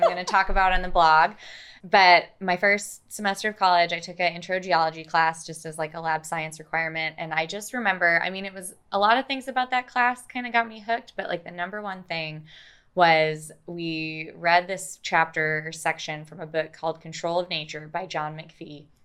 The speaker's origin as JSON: {"language": "English", "region": "Minnesota", "country": "United States", "tie": "born or raised there", "also_born_or_lived": "Pennsylvania", "moved": "as an adult", "lives_now": "Oklahoma, United States", "said": "I got my undergraduate degree in geology in my home state of Minnesota"}